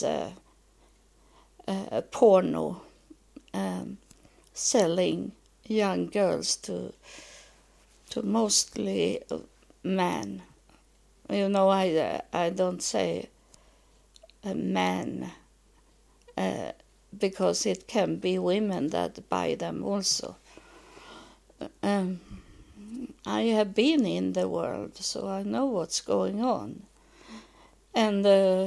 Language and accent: English; Sweden; English is a second language; I was born and I live in Sweden